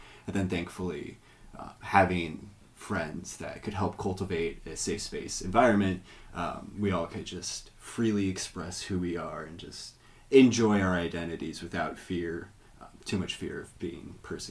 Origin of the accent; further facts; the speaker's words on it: Ohio, United States; Because, like, I came from Ohio, which is red state some of the time.